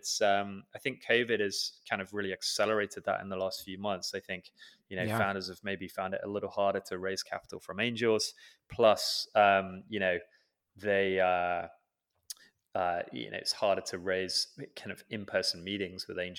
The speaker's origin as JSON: {"language": "English", "country": "United Kingdom", "tie": "born or raised there", "said": "I grew up in the UK, as you can probably tell from my accent."}